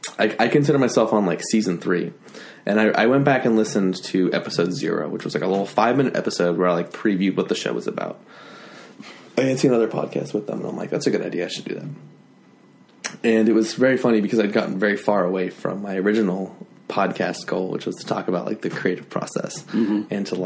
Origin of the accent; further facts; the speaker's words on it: Utah, United States; I grew up in Utah.